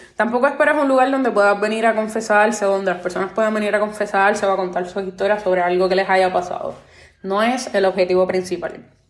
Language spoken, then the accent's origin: Spanish; Puerto Rico; soy nacida y criada en Puerto Rico, la isla del encanto